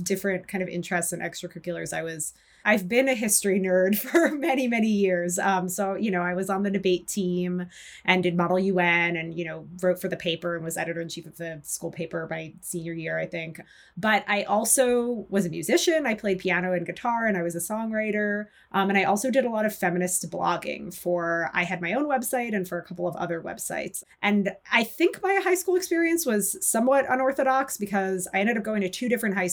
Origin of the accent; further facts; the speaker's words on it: New York City, New York, United States; I grew up in New York City